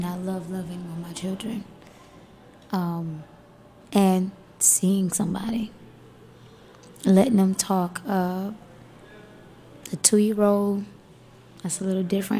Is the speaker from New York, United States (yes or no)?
no; Miami, Florida, United States; I'm from Miami, Florida, right? Dade County. I've survived the projects of Dade County.